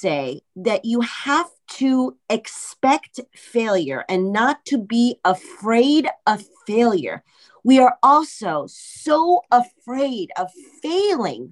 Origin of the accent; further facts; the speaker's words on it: Los Angeles, California, United States; I'm Russian, Israeli, Iranian, and I was born in Hollywood, California